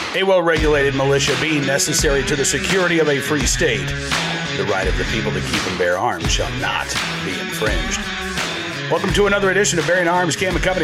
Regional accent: Massachusetts, United States; moved away; I was born in Massachusetts

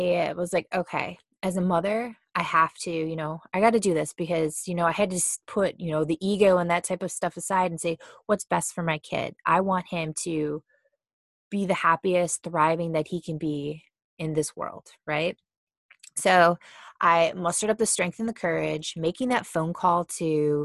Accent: Cleveland, Ohio, United States; moved away as an adult; now in Austin, United States; we're from Cleveland, Ohio, and we moved to Austin, Texas the very beginning of January.

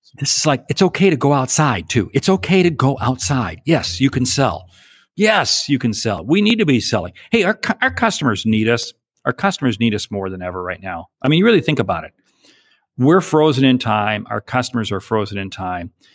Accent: a small town south of Seattle, Washington, United States; moved away; I was from a small town south of Seattle

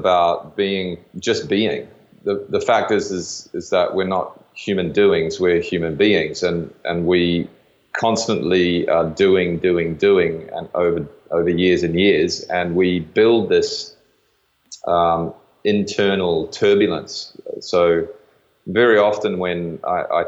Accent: New Zealand; I grew up in New Zealand playing rugby

